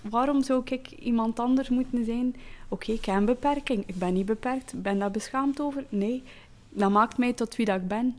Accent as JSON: {"language": "Dutch", "region": "Flanders", "country": "Belgium", "also_born_or_lived": "Zeeland, Netherlands (born)", "said": "Ik ben een Vlaming, maar met de mond als een Nederlander"}